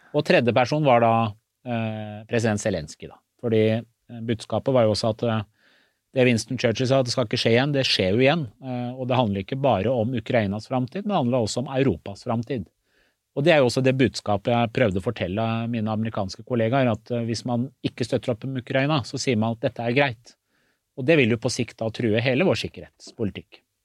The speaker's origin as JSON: {"language": "Norwegian", "town": "Skotselv", "region": "Buskerud", "country": "Norway", "tie": "born or raised there", "also_born_or_lived": "Iran / Istanbul, Turkey", "said": "Jeg opplevde aldri rasisme i oppveksten da jeg vokste opp i Skotselva"}